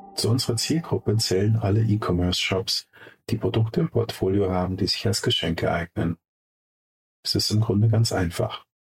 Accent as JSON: {"language": "German", "town": "Munich", "region": "Bavaria", "country": "Germany", "tie": "born or raised there", "said": "Beide sind wir Münchner Kindle."}